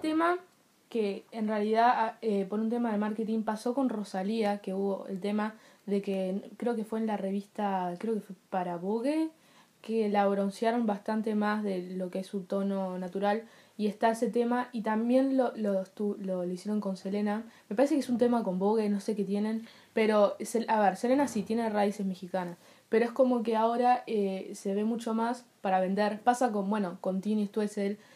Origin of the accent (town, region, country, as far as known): Uruguay